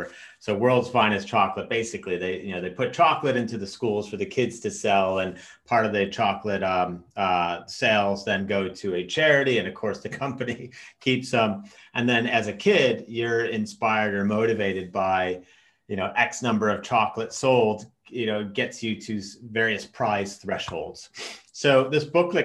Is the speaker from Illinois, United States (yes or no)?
yes; Chicago, Illinois, United States; I'm half Norwegian, half American, but I grew up in the States in Chicago from the age of five